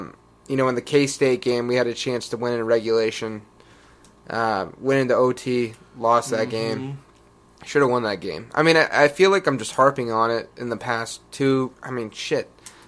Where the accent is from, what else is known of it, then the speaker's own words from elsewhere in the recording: Lubbock, Texas, United States; I am from Lubbock, Texas, born and raised.